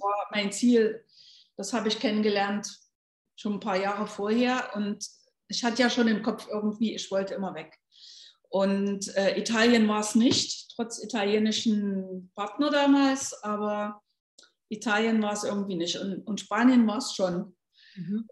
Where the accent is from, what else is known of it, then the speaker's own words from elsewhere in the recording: Leipzig, Saxony, Germany; moved away as an adult; now in Gran Canaria, Spain; ich komme ja aus Leipzig und äh, aus dem ehemaligen Osten